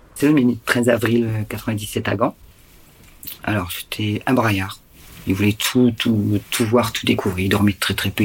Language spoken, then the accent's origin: French; Lille, Hauts-de-France, France; on est de Lille